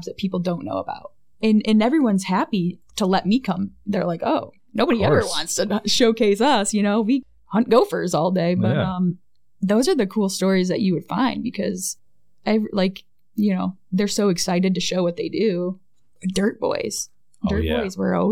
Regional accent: Tecumseh, Michigan, United States; moved away as an adult; also born or lived in North Dakota / Hawaii; now in Wisconsin, United States; I grew up in Tecumseh, Michigan, which is a little southwest of Ann Arbor

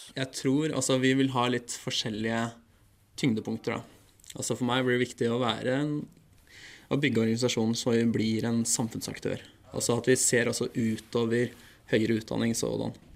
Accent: Bergen, Vestland, Norway; i Bergen, der jeg er fra

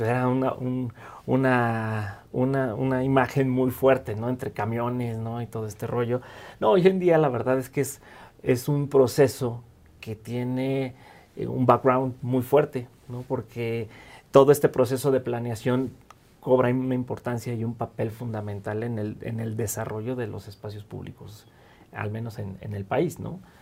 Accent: Mexico City, Mexico; also born or lived in Michoacán; yo nací en Michoacán, eh, soy michoacano de nacimiento. Y llegué a la Ciudad de México muy temprano, eh, prácticamente viví y crecí en esta ciudad

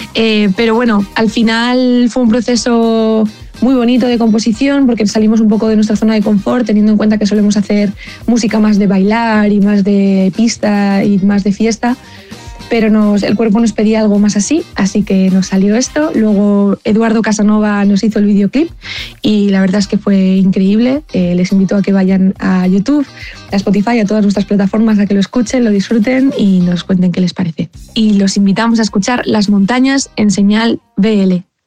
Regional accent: Madrid, Community of Madrid, Spain; desde Madrid, aunque los dos residimos aquí en España, en el centro, en Madrid

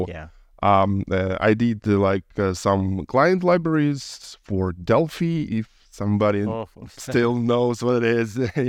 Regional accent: Ukraine; I was born in Soviet Union, so I'm a little bit old, but yeah, I lived in Ukraine

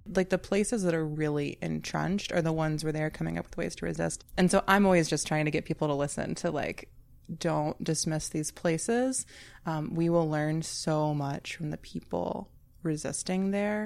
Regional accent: North Carolina, United States; moved away; I grew up in North Carolina

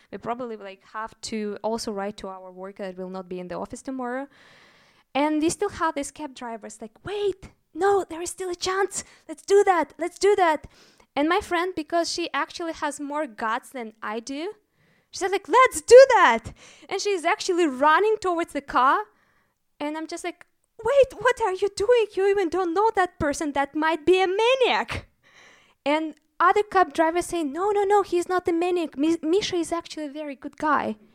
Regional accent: Russia; moved away as an adult; also born or lived in Moscow; now in Berlin, Germany; I'm actually from Russia, so before moving to Berlin, I was working in Moscow

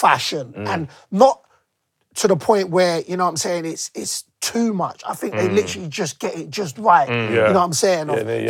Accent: London, United Kingdom; I was born and raised in London, born and raised in England, but my household is always Nigerian

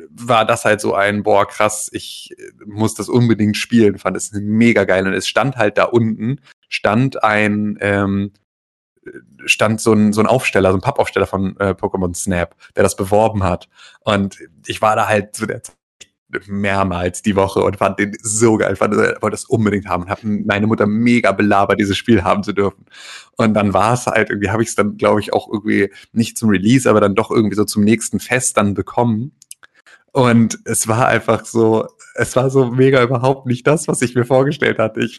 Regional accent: Gifhorn, Lower Saxony, Germany; hatten wir in, in Gifhorn, in, in meiner Heimatstadt, gab es Döpke.

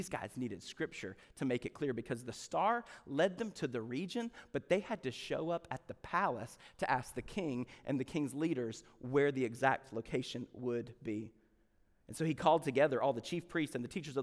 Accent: the South, United States; we're from the South

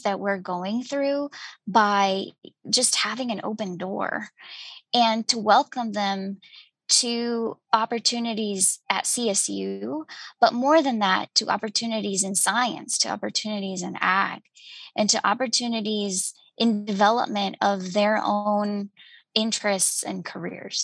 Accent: Guatemala; moved away as an adult; I'm originally from Guatemala, and I grew up in a city

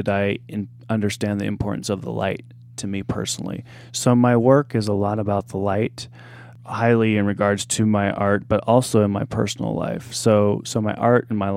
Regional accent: Mount Vernon, Illinois, United States; moved away; my hometown, Mount Vernon, Illinois

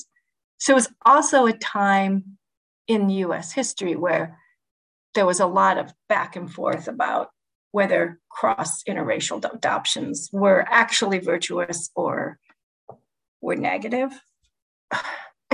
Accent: United States; also born or lived in South Dakota / Sheboygan, Wisconsin / Oshkosh, Wisconsin; I grew up in cities in South Dakota and then in Sheboygan, Wisconsin

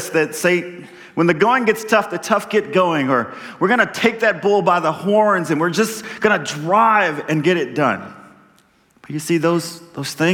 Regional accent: Texas, United States; I'm a Texan

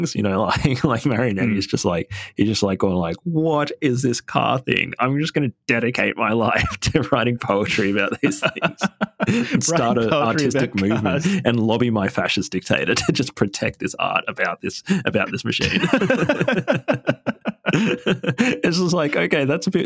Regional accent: Sydney, New South Wales, Australia; I grew up in Sydney, like it's planes flying overhead all the time

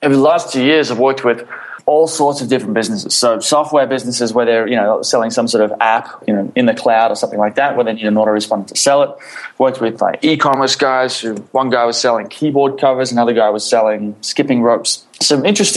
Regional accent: Sydney, New South Wales, Australia; moved away as an adult; also born or lived in Philippines; I grew up in Australia, in Sydney.

